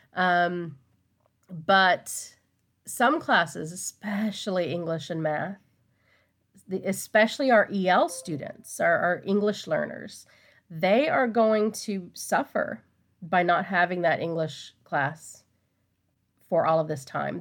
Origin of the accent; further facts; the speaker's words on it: Texas, United States; I am a Texan, I was born and raised here